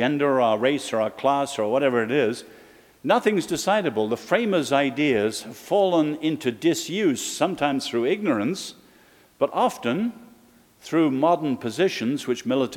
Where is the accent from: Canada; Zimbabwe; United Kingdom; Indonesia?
United Kingdom; England; now in Virginia, United States; as an Englishman